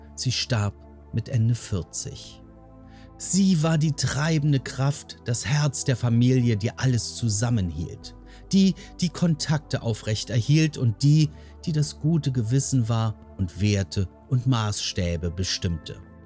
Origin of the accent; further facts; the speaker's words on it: Germany; in Deutschland in dieser Zeit geboren zu sein